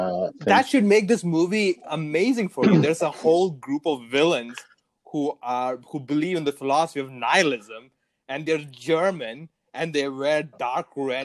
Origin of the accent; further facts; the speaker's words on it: South India, India; accent: southern; moved away; I'm from the South.